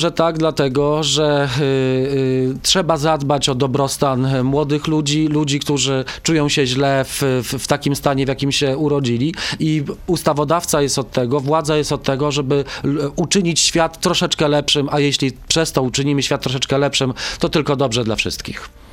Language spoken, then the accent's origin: Polish; Stalowa Wola, Subcarpathian Voivodeship, Poland; ja urodziłem się w Stalowej Woli na Podkarpaciu